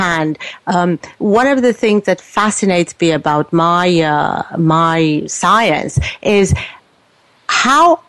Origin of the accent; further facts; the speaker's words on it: Romania; moved away as an adult; now in Canada; I was born in Romania, so I lived in a communist country